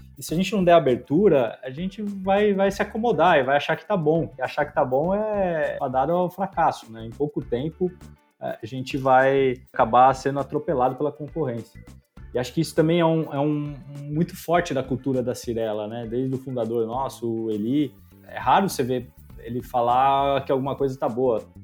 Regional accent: São Paulo, Brazil; also born or lived in São Carlos; Eu sou de São Paulo, eu fui criado em São Paulo

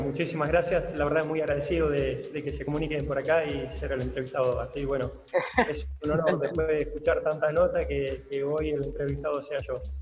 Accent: Río Colorado, Río Negro, Argentina; also born or lived in Bahía Blanca / Coronel Pringles; now in Puan, Argentina; desde los tres años me crié y hice todo mi infancia y mi adolescencia en Río Colorado, provincia de Río Negro

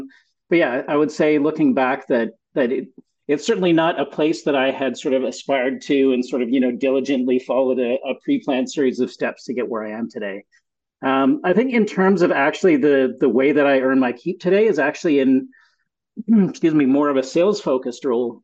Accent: Montreal, Quebec, Canada; moved away as an adult; also born or lived in United States; now in Ontario, Canada; So I was actually born in the US, but really grew up in Montreal.

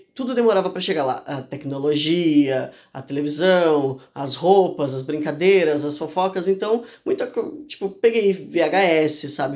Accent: Urubici, Santa Catarina, Brazil; eu nasci em Urubici, né? No interior de Santa Catarina.

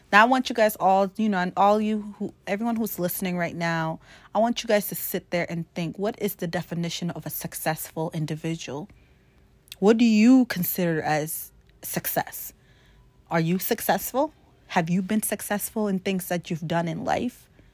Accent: South Sudan; now in Maine, United States; my background being as I'm from Africa, from South Sudan, coming from one of the hottest country in the world

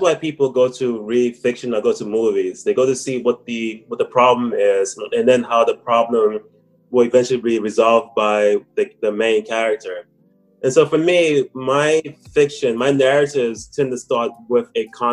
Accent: United States; moved away as an adult; also born or lived in Korea; now in Taipei, Taiwan; So I'm originally from America. I was in America up until I was about 31 years old

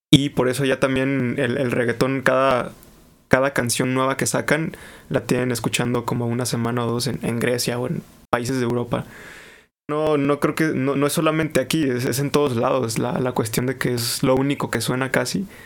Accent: Mexico; yo les dije, no, soy de México y la, y la madre

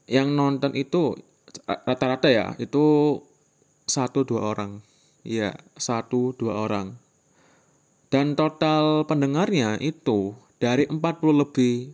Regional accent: Magetan, East Java, Indonesia; first language Javanese; Indonesian is a second language; Magetan Magetan Jawa Timur jadi ya bahasa tiap hari itu ya bahasa Jawa gitu mohon maaf ya kalau misalkan aksenku cara ngomongku tuh kayak kurang baik

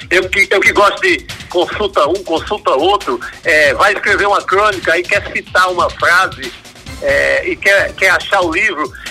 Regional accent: Northeast Region, Brazil; eu tenho, como nordestino, eu tenho propagado o, o dois, assim, né?

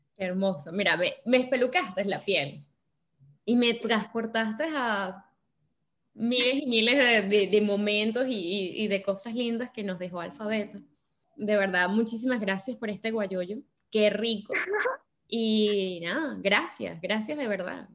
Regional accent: Venezuela; moved away; los venezolanos

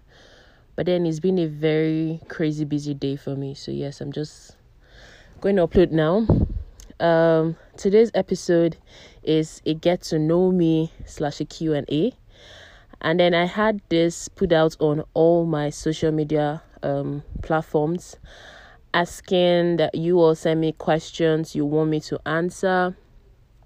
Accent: Abuja, Federal Capital Territory, Nigeria; also born or lived in Umuahia, Abia State; I am Nigerian. I am 28 years old. My place of birth, that is Abuja. I was born in Abuja

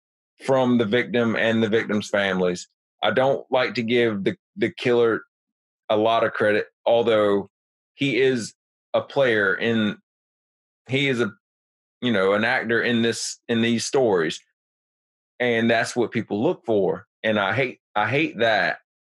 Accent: New Jersey, United States; now in South Carolina, United States; I'm from New Jersey, and now I live in South Carolina.

